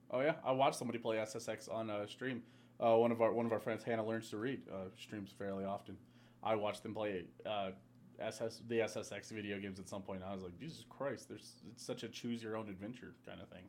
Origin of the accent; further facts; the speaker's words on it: United States; as an American